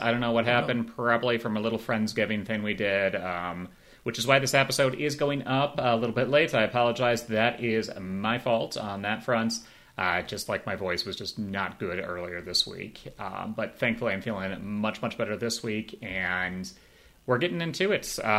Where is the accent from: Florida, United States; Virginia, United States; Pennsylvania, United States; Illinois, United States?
Illinois, United States; Chicago; now in North Carolina, United States; I grew up in Chicago